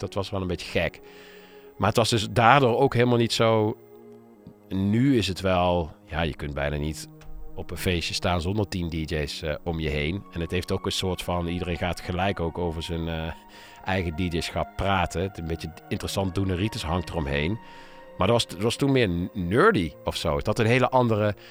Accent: Nijmegen, Gelderland, Netherlands; ik kom uit Nijmegen, daar ben ik ook begonnen met, eh, met draaien.

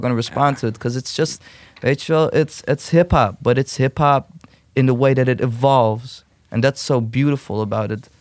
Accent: Utrecht, Netherlands; ik ben gewoon Turk. Kom, ik ben gewoon in zuilen opgegroeid

